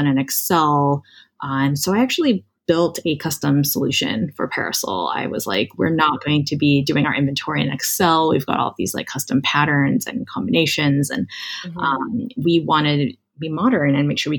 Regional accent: Hawaii, United States; moved away as an adult; I grew up in Hawaii, went to Stanford for college

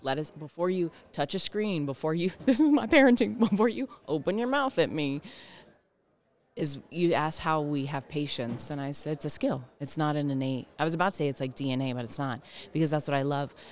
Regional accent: the South, United States; I am from the South

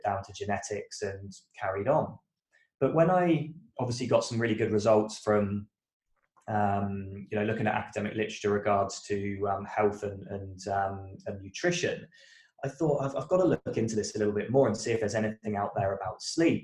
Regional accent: United Kingdom; moved away as an adult; now in Australia; I am a British guy that moved to Australia about a decade ago.

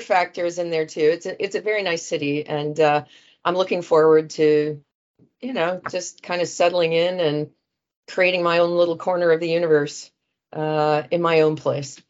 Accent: Dayton, Ohio, United States; moved away as an adult; also born or lived in Cincinnati; now in London, United Kingdom; I grew up in Dayton

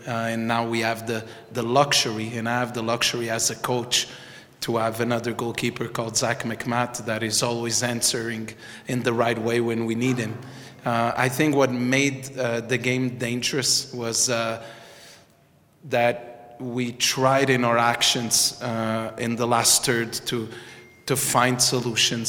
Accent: Montreal, Quebec, Canada; I'm from, I'm born in Montreal. I'm Canadian

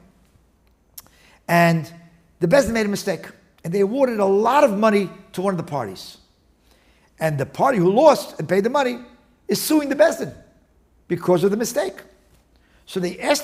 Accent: New York City, New York, United States; also born or lived in Brooklyn / Miami Beach, Florida; now in Riverdale, United States; I grew up in the West Side

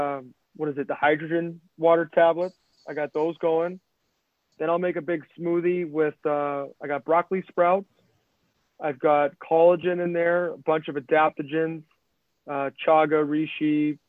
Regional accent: Midwest, United States; moved away; we're from the Midwest

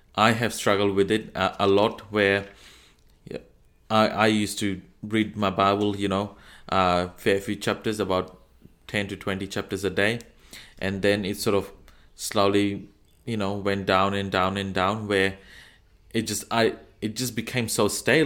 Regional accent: Fiji; now in Australia; I'm from Fiji. I live in Australia.

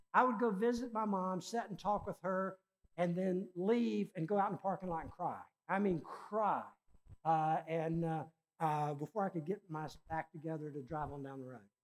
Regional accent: Richmond, Virginia, United States; my hometown, Richmond, Virginia

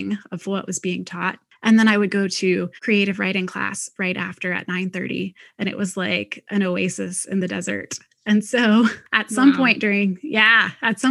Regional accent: near Cincinnati, Ohio, United States; also born or lived in Indiana; I grew up in Ohio in a little Midwest town

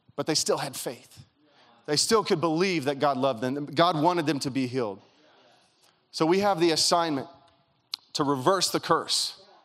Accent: Kentucky, United States; now in California, United States; I grew up in Kentucky

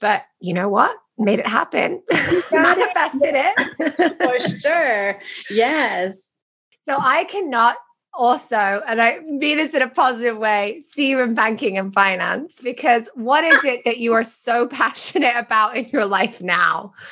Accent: England, United Kingdom; moved away; I love being British

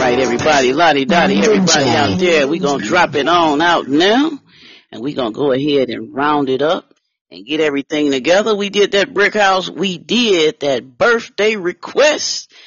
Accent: Detroit, Michigan, United States; I'm from Motown, y'all. Don't forget, don't forget where I'm from, y'all. I'm from the Motor City, Motown, Detroit

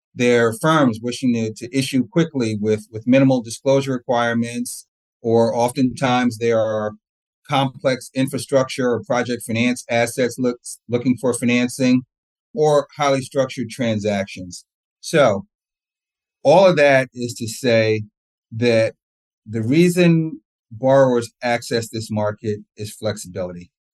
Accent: New Jersey, United States; also born or lived in East Orange, New Jersey / Old Bridge, New Jersey / Columbia, Maryland; So I grew up in East Orange, New Jersey, up until about sixth grade, and then we moved to uh, Old Bridge, New Jersey, with a, a brief stint in Columbia, Maryland, in between, but mainly in New Jersey.

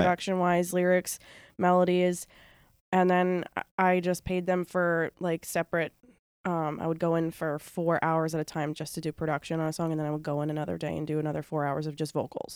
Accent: Bridgehampton, New York, United States; I grew up in Bridgehampton

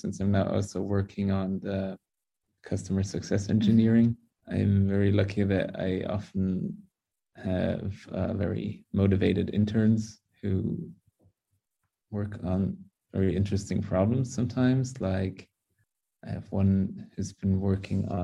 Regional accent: Munich, Bavaria, Germany; first language English and German; also born or lived in United States; I was born with English, basically. It's my mother tongue, you could say, since my mother is from America. So I grew up bilingually with both English and German

